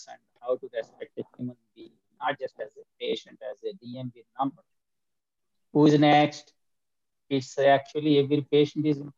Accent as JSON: {"language": "English", "country": "India", "tie": "born or raised there", "moved": "as an adult", "lives_now": "United States", "said": "I am from India and I grew up in India for 25 years and then I came to United States 42 years ago."}